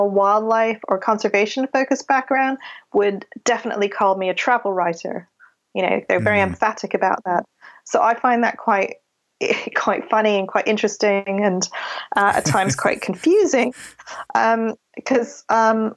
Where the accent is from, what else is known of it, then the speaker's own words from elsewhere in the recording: Canada; accent: a touch of a Canadian accent; also born or lived in London, United Kingdom; now in United Kingdom; I was born in London. I grew up in Canada. I moved there when I was 7.